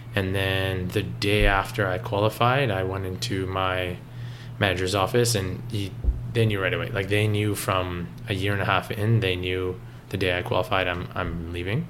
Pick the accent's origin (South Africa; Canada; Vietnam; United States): Canada; Richmond Hill, Ontario; born or raised there